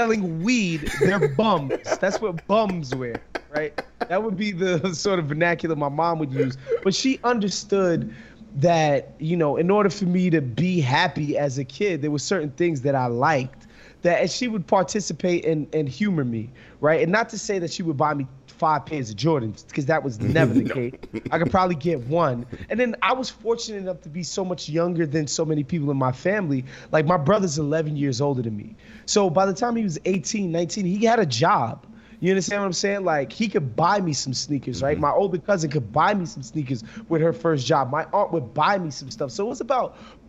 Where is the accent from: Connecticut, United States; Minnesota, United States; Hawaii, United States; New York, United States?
New York, United States; New York City; growing up in New York, in Brooklyn and Queens specifically